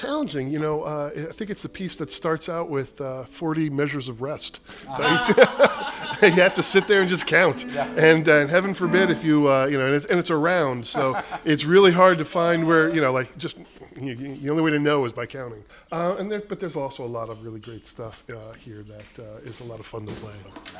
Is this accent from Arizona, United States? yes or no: no; West Hartford, Connecticut, United States; West Hartford.